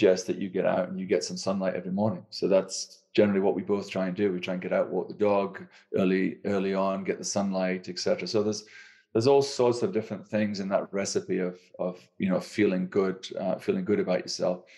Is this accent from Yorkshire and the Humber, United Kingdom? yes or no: no; Aberdeen Angus area, Scotland, United Kingdom; I come from Scotland, an area where red meat is one of the core. Aberdeen Angus beef is where I come from